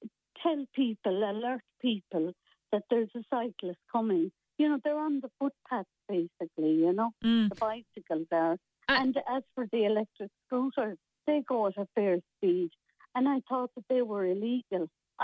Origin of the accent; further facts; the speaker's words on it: Corbally, Munster, Ireland; And I'm from Corbally all my life, so I know everybody.